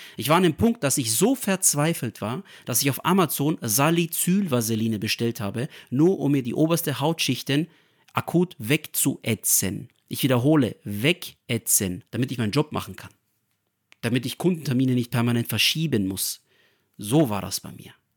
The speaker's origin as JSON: {"language": "German", "town": "Nuremberg", "region": "Bavaria", "country": "Germany", "tie": "born or raised there", "said": "ich bin hier in Deutschland geboren, in Nürnberg"}